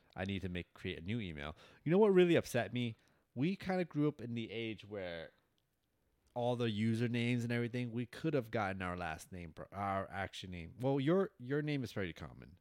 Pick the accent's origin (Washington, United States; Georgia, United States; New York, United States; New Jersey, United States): New York, United States; New York City; now in Florida, United States; I grew up in Bronx, New York.